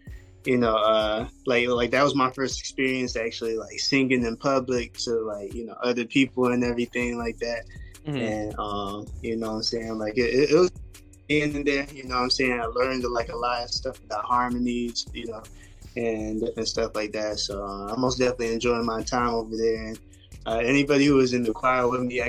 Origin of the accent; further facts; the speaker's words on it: Fayetteville, North Carolina, United States; also born or lived in Hope Mills, North Carolina; I was born in Fayetteville. Lived in Hope Mills, but I went to school and everything in Fayetteville, though.